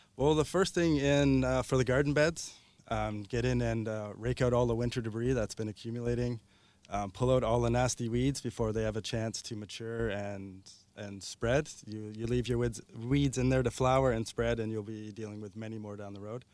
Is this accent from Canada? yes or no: yes; Ontario, Canada; now in Victoria, Canada